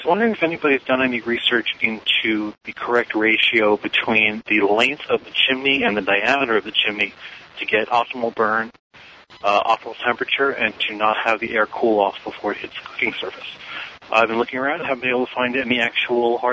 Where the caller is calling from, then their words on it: Connecticut, United States; I'm calling from Connecticut